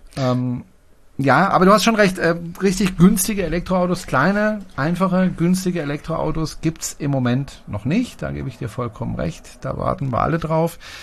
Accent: Germany; bei uns in Deutschland

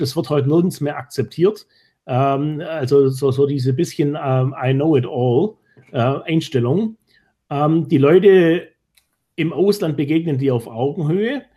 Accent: Germany; als Deutsche

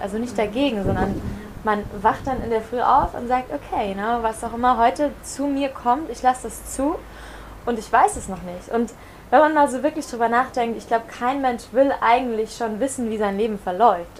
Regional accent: Germany; moved away as an adult; also born or lived in Barcelona / America / Caribbean; ich bin in Deutschland geboren, äh, 25 Jahre alt

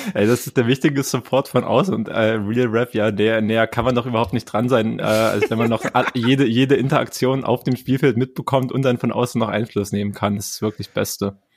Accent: East Germany, Germany; ich bin Ostdeutscher

